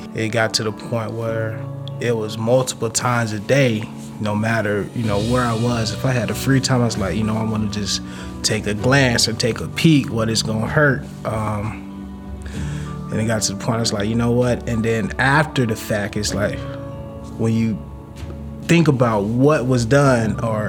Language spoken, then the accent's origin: English; Pensacola, Florida, United States; I grew up in Pensacola, Florida.